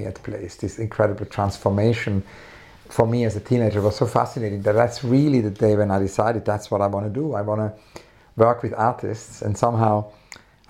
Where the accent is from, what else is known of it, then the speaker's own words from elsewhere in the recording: Weinfelden, Thurgau, Switzerland; also born or lived in Zurich / St. Gallen; now in London, United Kingdom; I grew up in Switzerland